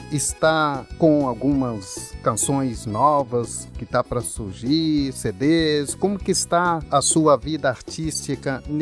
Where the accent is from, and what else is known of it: Serra Preta, Bahia, Brazil; moved away as an adult; now in São Paulo, Brazil